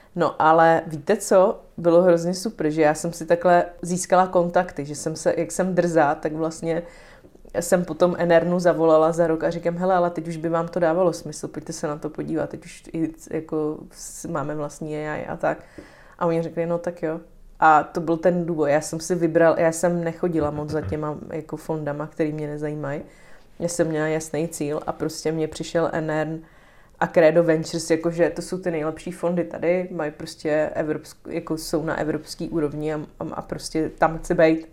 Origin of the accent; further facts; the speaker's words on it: Mohelnice, Olomouc Region, Czechia; moved away; also born or lived in Prague; já jsem z Mohelnice